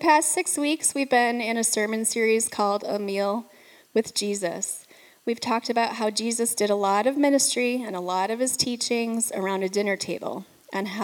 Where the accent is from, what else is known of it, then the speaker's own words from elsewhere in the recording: near Detroit, Michigan, United States; moved away; I grew up in near Detroit, so there's a lot of Italian food, which I miss a lot.